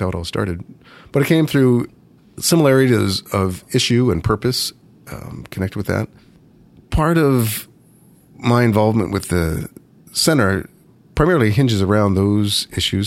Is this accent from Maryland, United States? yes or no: yes; Baltimore, Maryland, United States; moved away as an adult; I was born and raised in, in Baltimore, Maryland